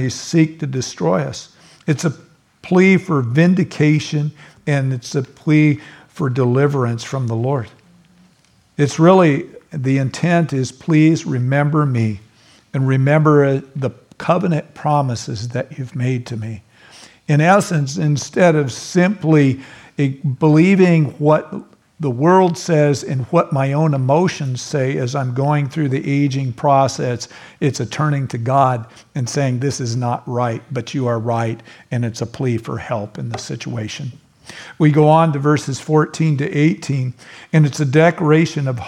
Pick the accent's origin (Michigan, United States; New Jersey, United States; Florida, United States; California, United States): California, United States; I'm a Californian